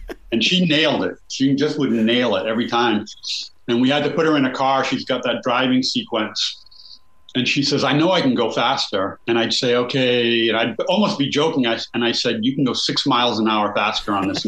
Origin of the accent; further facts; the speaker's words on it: United States; I'm from that town. I shot this movie in my hometown.